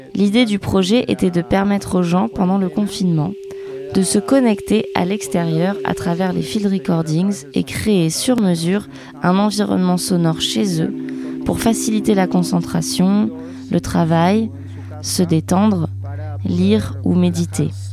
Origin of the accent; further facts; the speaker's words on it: Buenos Aires, Argentina; French is a second language; moved away as an adult; also born or lived in Carrières-sous-Poissy, France; Je viens de Buenos Aires en Argentine